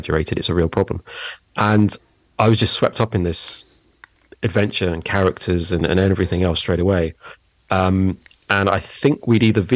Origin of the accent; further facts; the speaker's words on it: London, United Kingdom; now in Surbiton, United Kingdom; I was born in Roehampton. So is that technically London or Surrey? I think that's technically London. Yeah, I was born in London. So I've not strayed far from the pond.